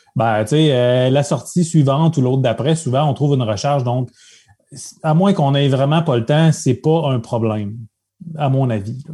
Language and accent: French; Abitibi, Quebec, Canada; moved away as an adult; now in Quebec City, Canada; je suis natif d'Abitibi, donc j'habite la région de Québec depuis presque une vingtaine d'années